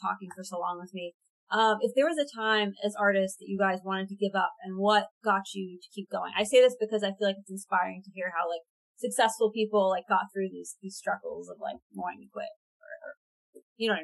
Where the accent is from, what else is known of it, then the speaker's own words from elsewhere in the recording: Long Island, New York, United States; moved away as an adult; also born or lived in Florida; now in New York, United States; I grew up in Long Island, but my family moved to Florida after high school